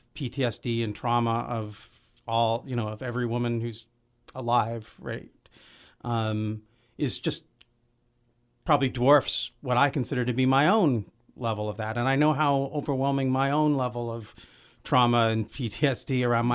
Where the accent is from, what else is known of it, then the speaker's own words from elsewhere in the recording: Olympia, Washington, United States; I grew up in Olympia